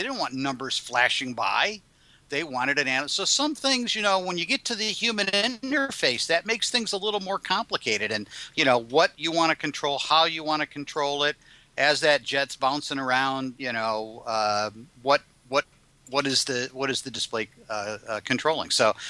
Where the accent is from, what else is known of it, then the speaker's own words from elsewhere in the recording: Michigan, United States; I remember I'm from Michigan originally, and I lived in the Detroit area.